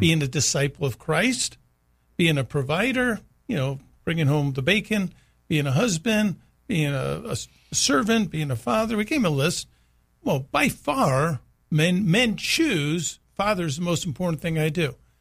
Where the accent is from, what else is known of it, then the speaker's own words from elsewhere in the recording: United States; it's part of us being an American man